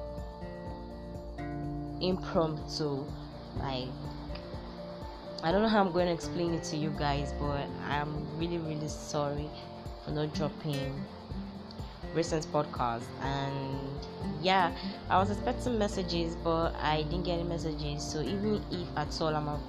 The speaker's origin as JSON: {"language": "English", "country": "Nigeria", "said": "I'm a Nigerian girl"}